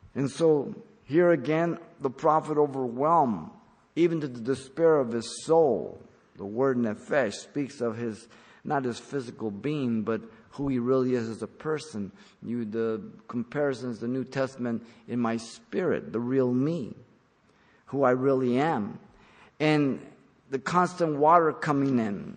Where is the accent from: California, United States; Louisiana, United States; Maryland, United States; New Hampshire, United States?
California, United States; San Gabriel Valley; when I grew up in the San Gabriel Valley